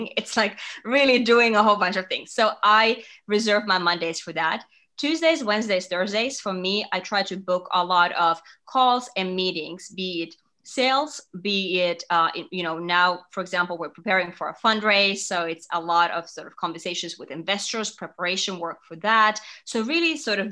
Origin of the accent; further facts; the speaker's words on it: Finland; moved away as an adult; also born or lived in Singapore; now in New York, United States; I'm from Finland and that's where I grew up and went to college and everything